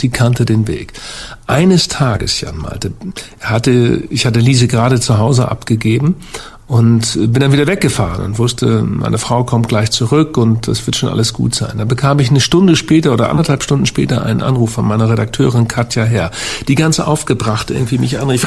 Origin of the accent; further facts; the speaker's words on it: Hamburg, Germany; ich bin Hamburger